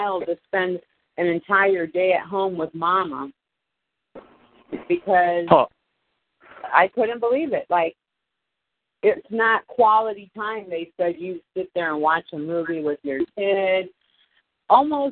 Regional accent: Homestead, Florida, United States; I come from Homestead where all the farmers come

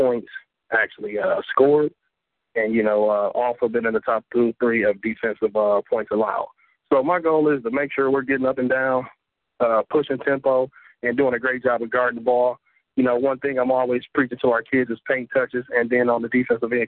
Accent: Milwaukee, Wisconsin, United States; moved away as an adult; also born or lived in Ohio / Tuscaloosa, Alabama; I am from Milwaukee, Wisconsin, born and raised

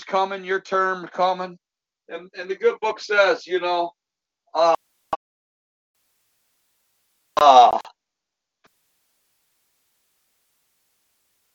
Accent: Dixon, Illinois, United States; I'm from Dixon, Illinois

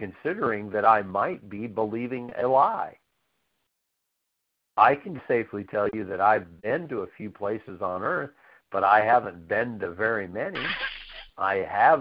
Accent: United States; I'm still glad I'm an American because it's the best place on earth to live

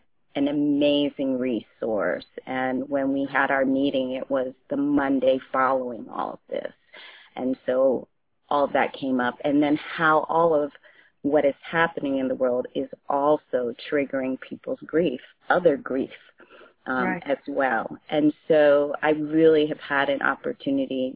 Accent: United States; also born or lived in Ghana; I am from Ghana, West Africa, and I grew up in this country, but my household was very British and very African.

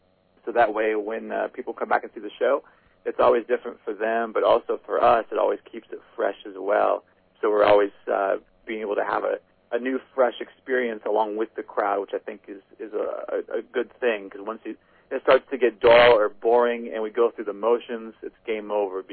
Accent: Midwest, United States; And so for a Midwest kid, that was, you know, that was huge, kind of get the exposure.

